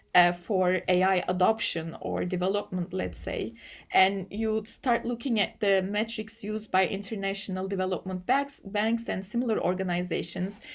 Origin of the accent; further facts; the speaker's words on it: Turkey; English is a second language; I come from Turkey